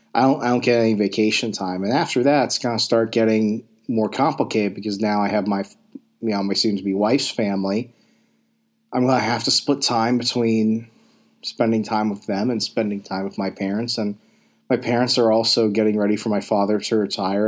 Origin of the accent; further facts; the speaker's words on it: Arizona, United States; I grew up in a small town in Arizona